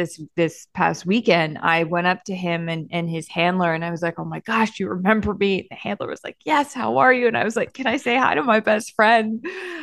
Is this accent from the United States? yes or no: yes; outside of Boston and in Maine, New England, United States; also born or lived in Massachusetts; I grew up in the Northeast. I grew up outside of Boston and in Maine